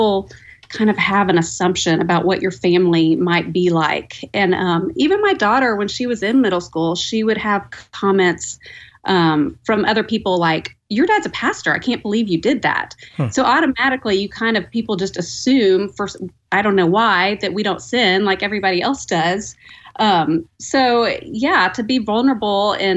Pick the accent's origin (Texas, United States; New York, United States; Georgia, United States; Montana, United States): Texas, United States; moved away as an adult; now in Edmond, United States; I am a Texas girl in my heart